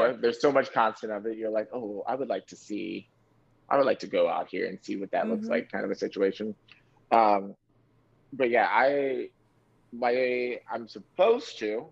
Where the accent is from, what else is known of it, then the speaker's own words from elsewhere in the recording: Maryland, United States; also born or lived in Washington, District of Columbia, United States; I was born in DC. I was raised in Maryland.